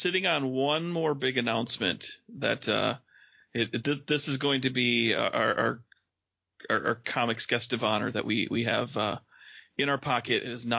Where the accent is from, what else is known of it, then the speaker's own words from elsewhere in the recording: Detroit, Michigan, United States; I grew up in the Detroit area, so turned 19 right across the border